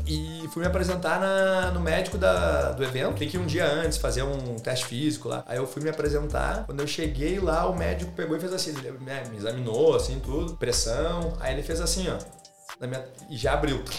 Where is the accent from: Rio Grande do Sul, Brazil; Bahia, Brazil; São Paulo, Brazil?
Rio Grande do Sul, Brazil; moved away as an adult; now in Australia; Eu sou brasileiro.